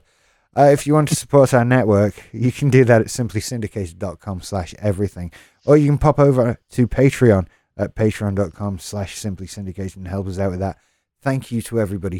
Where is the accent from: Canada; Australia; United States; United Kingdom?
United Kingdom; as a British person